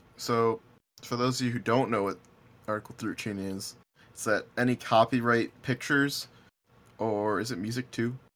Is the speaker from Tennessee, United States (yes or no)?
no; Buffalo, New York, United States; moved away; we're from Buffalo